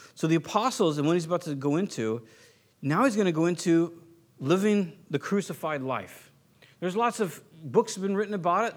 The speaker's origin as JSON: {"language": "English", "region": "Southern California", "country": "United States", "tie": "born or raised there", "moved": "yes", "said": "I was born and raised in SoCal"}